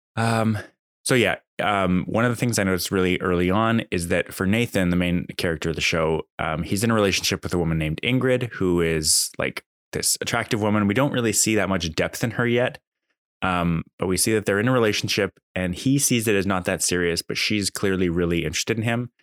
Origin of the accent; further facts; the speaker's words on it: Canada; I'm Canadian